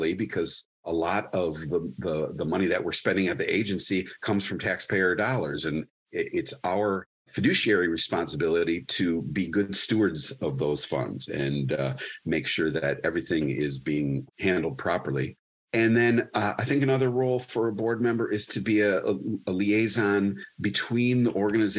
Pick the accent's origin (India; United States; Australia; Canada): United States; Wyandotte, Michigan; also born or lived in Dearborn / Lincoln Park / Westland / Canton; I was born in Dearborn, raised in Wyandotte